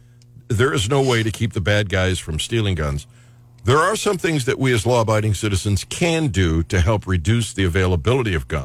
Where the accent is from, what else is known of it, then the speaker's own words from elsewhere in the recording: Cleveland, Ohio, United States; now in Columbia, United States; my hometown, the city I was raised in, which is Cleveland, Ohio